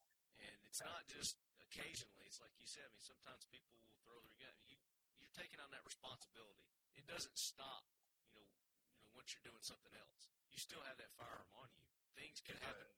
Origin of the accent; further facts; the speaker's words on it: the South, United States; accent: southern; that's my southern accent